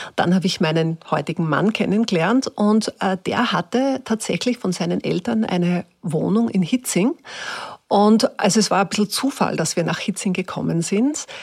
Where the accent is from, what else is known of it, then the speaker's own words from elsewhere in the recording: Upper Austria, Austria; accent: Upper Austrian; also born or lived in Hietzing, Vienna; now in Vienna, Austria; ich habe angefangen, ganz normal Oberösterreichisch wieder zu reden